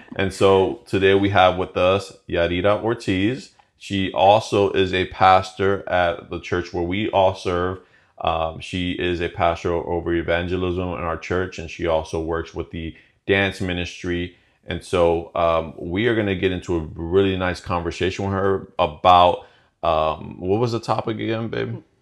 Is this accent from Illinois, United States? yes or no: yes; Chicago, Illinois, United States; moved away as an adult; now in Florida, United States; we were both born and raised in Chicago